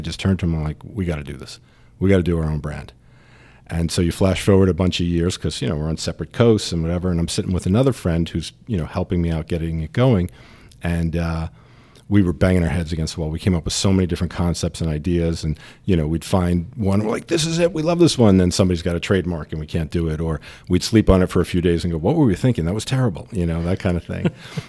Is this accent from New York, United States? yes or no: yes; New York, United States; New York originally.